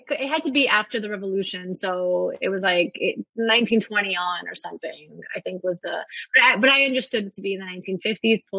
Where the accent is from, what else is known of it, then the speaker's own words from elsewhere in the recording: Russia; born there; Like I was born in Russia during the Soviet Union.